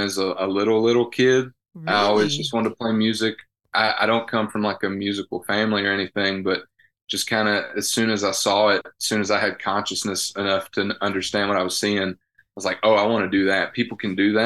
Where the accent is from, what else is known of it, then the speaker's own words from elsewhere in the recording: Dallas, Georgia, United States; moved away as an adult; also born or lived in the South; now in Nashville, United States; I hail from Dallas, Georgia